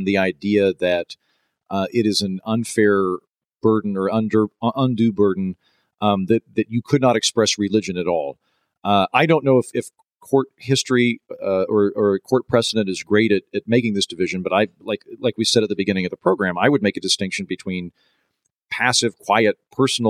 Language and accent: English; Oklahoma, United States; I grew up in Oklahoma, which is the holster of the Bible Belt